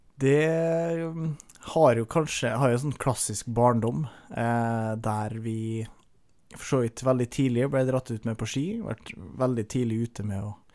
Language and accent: Norwegian; Averøy, Møre og Romsdal, Norway; jeg er fra Averøya. Uh, Utafor Kristiansund, så Nordmøre